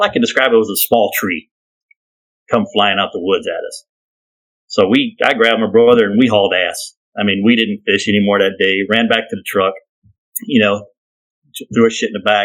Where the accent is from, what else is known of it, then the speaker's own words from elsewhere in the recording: Kentucky, United States; moved away; we're from Kentucky